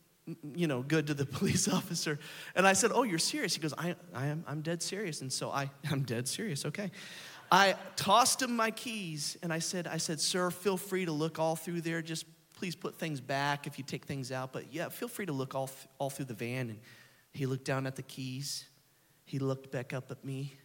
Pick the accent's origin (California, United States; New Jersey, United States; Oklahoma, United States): Oklahoma, United States; Oklahoma City; we're from Oklahoma City